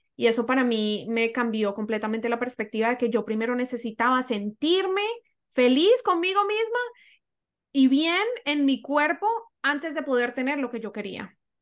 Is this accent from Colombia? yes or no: yes; Colombia; moved away as an adult; now in Toronto, Canada; crecí en Colombia, en una cultura que amo